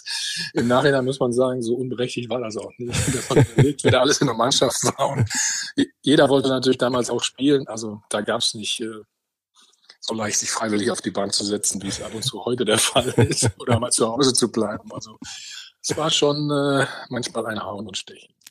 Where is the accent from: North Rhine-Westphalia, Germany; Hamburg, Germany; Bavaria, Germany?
North Rhine-Westphalia, Germany; ich bin Ostwestfale